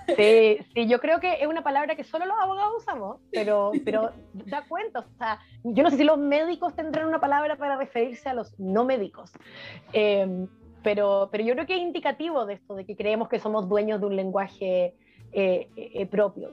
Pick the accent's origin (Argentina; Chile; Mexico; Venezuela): Chile; also born or lived in Europe; como chileno